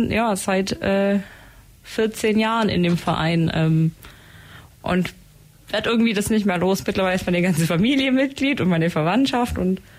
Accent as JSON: {"language": "German", "town": "Ulm", "region": "Baden-Württemberg", "country": "Germany", "tie": "born or raised there", "said": "Ich komme ursprünglich aus Ulm, bin hier aufgewachsen"}